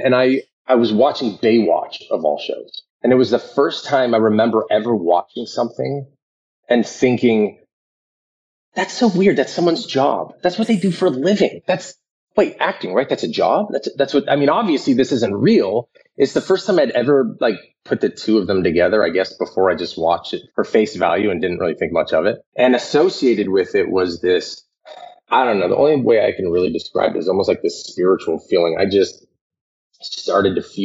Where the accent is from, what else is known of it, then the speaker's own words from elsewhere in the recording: Aurora, Colorado, United States; I grew up in Aurora, Colorado